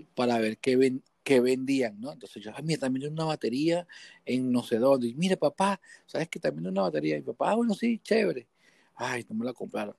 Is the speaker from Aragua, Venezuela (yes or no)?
no; Guatire, Miranda, Venezuela; born or raised there; also born or lived in Caracas